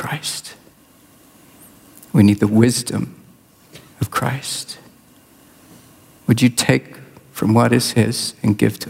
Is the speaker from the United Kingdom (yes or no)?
no; southwestern Congo, DR Congo; I was born and raised in Central Africa, Congo. DR Congo is my country. Over half my life was spent there.